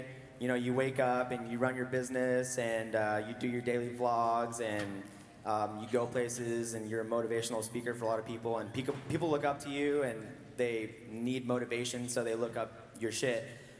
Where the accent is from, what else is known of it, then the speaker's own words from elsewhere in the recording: Roseburg, Oregon, United States; I'm here from Roseburg with my crew.